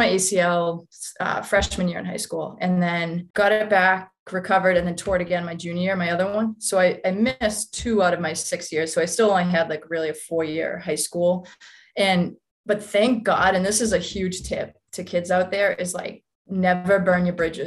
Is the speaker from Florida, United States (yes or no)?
no; Boston, Massachusetts, United States; I'm from West Roxbury. So right in Boston, Massachusetts, and, have lived here, kind of moved back here